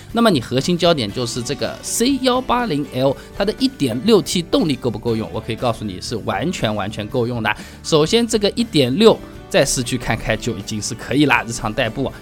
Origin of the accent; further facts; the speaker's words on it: Hangzhou, Zhejiang, China; accent: Hangzhou dialect; 按照我们杭州话说起来